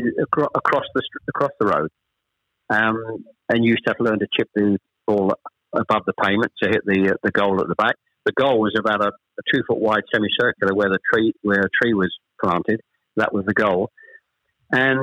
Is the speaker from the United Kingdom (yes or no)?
yes; Chelmsford, East of England, United Kingdom; also born or lived in Ashton-under-Lyne, England; I was born in Ashton-under-Lyne. We actually moved south to Chelmsford when I was probably, I was the eldest of three, when I was probably about seven or eight